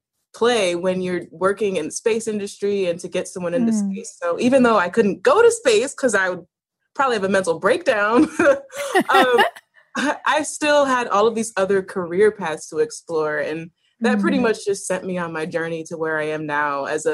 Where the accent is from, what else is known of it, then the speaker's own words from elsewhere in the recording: Buffalo, New York, United States; So I came back to Buffalo in time for high school, and I wanted to just stay, right?